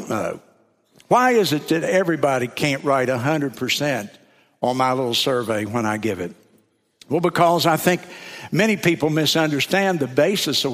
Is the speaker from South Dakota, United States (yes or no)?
no; South Carolina, United States; I'm from South Carolina